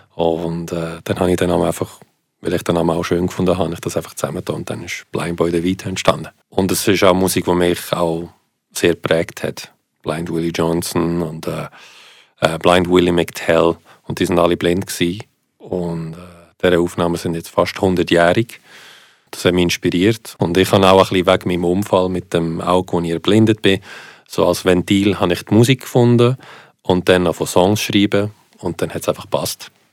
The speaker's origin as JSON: {"language": "German", "country": "Switzerland", "tie": "born or raised there", "first_language": "Italian", "second_language": "German", "said": "warum bin ich in der Schweiz aufgewachsen"}